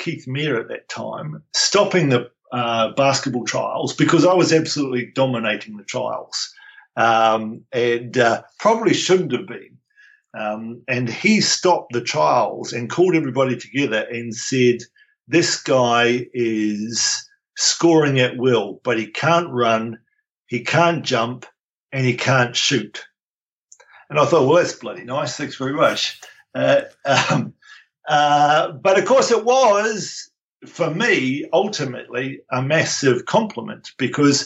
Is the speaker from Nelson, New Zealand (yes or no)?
yes; Nelson, New Zealand; moved away as an adult; also born or lived in Wellington, New Zealand / Dunedin, New Zealand / Taranaki, New Zealand / Fremantle, Australia; now in Brisbane, Australia; I grew up in Nelson